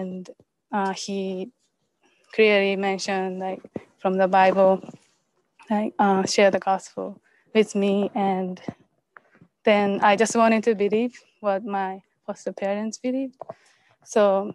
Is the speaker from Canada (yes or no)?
no; Japan; I'm from Japan.